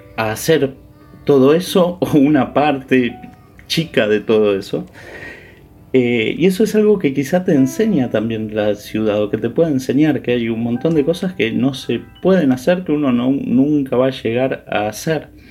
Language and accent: Spanish; Buenos Aires, Argentina; yo soy porteño, nací en Buenos Aires, viví siempre en Buenos Aires